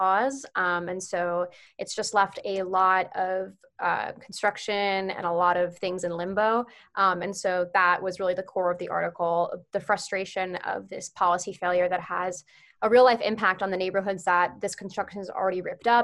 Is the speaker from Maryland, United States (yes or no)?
yes; Potomac, Maryland, United States; I am originally from Potomac, Maryland, so very close to College Park.